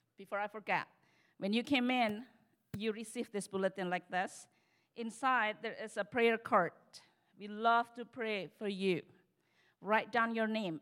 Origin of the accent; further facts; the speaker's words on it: Indonesia; moved away; also born or lived in Texas